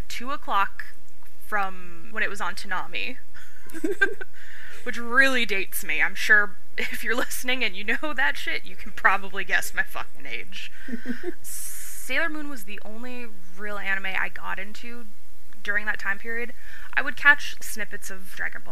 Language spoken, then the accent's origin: English; California, United States; accent: Californian; born and raised in California, as you can probably tell if you are listening to this from anywhere else in the United States, I probably sound very Californian